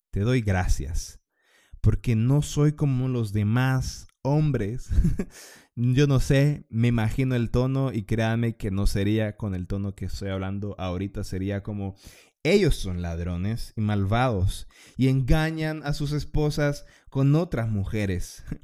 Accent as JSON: {"language": "Spanish", "country": "Honduras", "said": "para los que fueron católicos porque somos hondureños, porque sí, eh, a la mayoría de los hondureños nos llevan a misa de pequeños"}